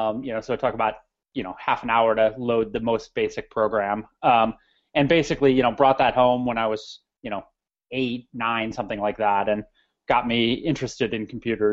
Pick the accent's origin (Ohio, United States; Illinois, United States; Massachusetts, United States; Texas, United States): Illinois, United States; Naperville; I grew up in the Chicago area, a suburb called Naperville, sort of a bit of the high-tech hub in the Chicago area.